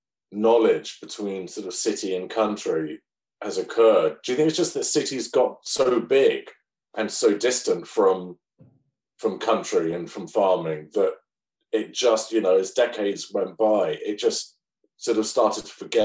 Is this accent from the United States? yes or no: no; United Kingdom; Well, you see, that's what's good about being British. I can say any old rubbish and it just sounds, you know.